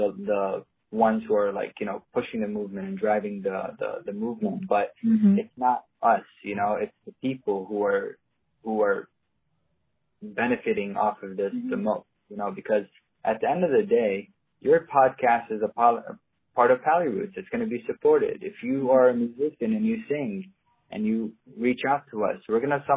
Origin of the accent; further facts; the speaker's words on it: Palestine; I'm probably one of the only Palestinians